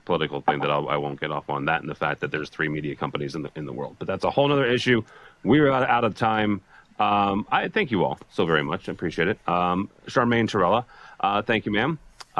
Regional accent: Alton, Illinois, United States; my hometown of Alton, Illinois, which is right on the river across from St. Louis

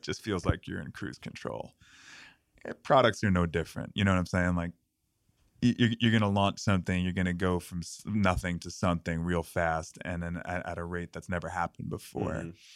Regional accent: New York City, New York, United States; And I grew up in New York City. I grew up in Queens

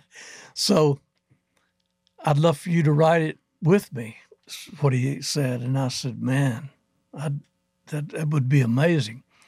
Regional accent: Athens, Alabama, United States; We were in Huntsville, Alabama area, in Athens. I'm from Athens.

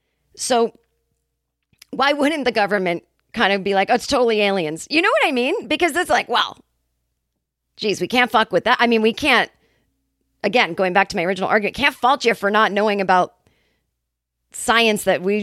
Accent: California, United States; And I'm like, yeah, well, I mean, I'm from California.

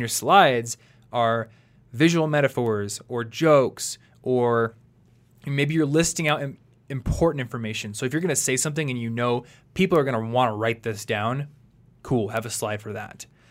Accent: United States; growing up in America

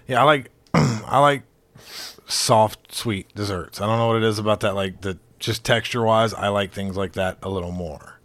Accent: Alabama, United States; I'm from Alabama

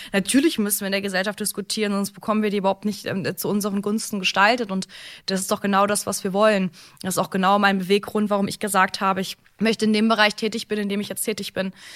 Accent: Cologne, North Rhine-Westphalia, Germany; Ich komme ja ursprünglich ähm, auch hier aus, bin ja ursprünglich auch Kölnerin von Herzen überzeugte Rheinländerin.

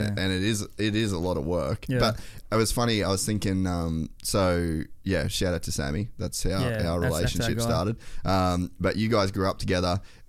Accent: Cairns, Queensland, Australia; coming from a remote place, like I come from Cairns

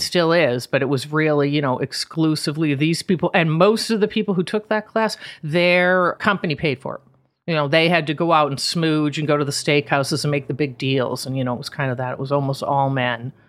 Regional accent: Boston, Massachusetts, United States; moved away as an adult; also born or lived in New York; I grew up outside of Boston, and then I summered every summer on Cape Cod in Truro

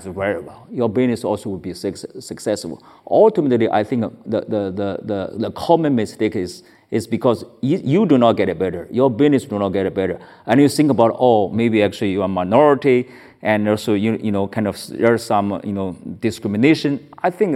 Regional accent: China; now in United States; I was born in China

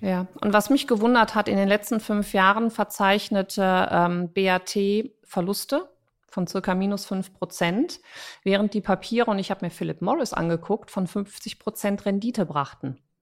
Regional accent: Cologne, North Rhine-Westphalia, Germany; ich bin Kölnerin

